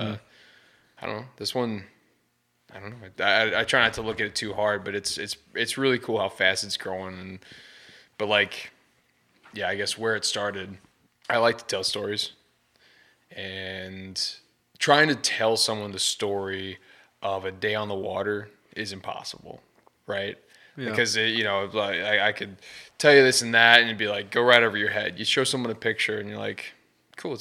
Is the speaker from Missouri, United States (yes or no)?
yes; St. Louis, Missouri, United States; I'm from St. Louis, Missouri